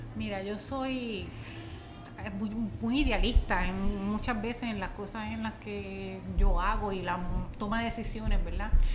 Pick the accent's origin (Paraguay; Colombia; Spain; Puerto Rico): Puerto Rico; born or raised there; moved away